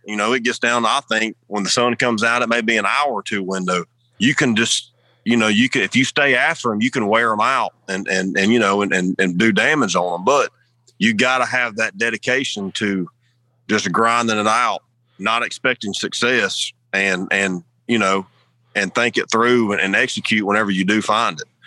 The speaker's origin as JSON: {"language": "English", "region": "the South", "country": "United States", "tie": "born or raised there", "said": "growing up in the South"}